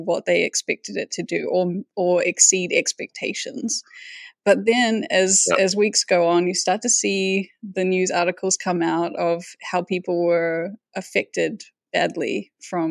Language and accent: English; Whangarei, Northland, New Zealand; I'm from Whangarei